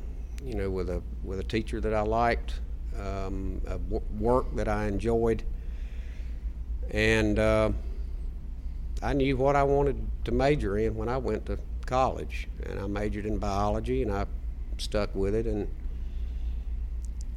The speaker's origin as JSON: {"language": "English", "town": "Wadesboro", "region": "North Carolina", "country": "United States", "tie": "born or raised there", "said": "I was raised in Wadesboro in Anson County"}